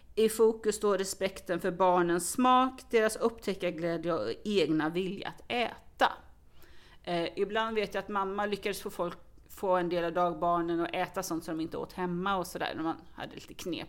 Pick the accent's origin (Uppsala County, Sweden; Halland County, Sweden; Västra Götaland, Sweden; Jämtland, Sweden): Halland County, Sweden; Falkenberg; now in Stockholm, Sweden; jag kommer faktiskt från Falkenberg från början och har via vissa vägar hamnat i Stockholm